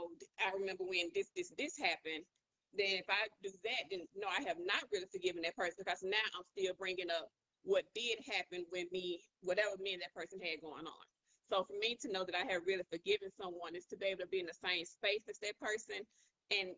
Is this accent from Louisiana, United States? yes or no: yes; Monroe, Louisiana, United States; moved away; I'm originally from Monroe, Louisiana.